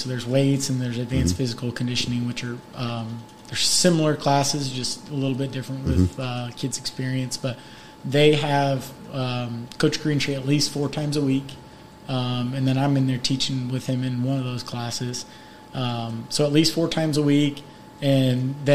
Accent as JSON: {"language": "English", "region": "Nebraska", "country": "United States", "tie": "born or raised there", "moved": "yes", "lives_now": "Indiana, United States", "said": "I was born in Nebraska"}